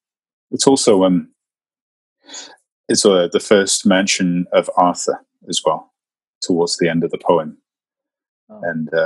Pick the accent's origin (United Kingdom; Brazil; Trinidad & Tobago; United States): United Kingdom; Llandudno, Wales; So I grew up on a mountain in Llandudno, my hometown, called the Great Orm.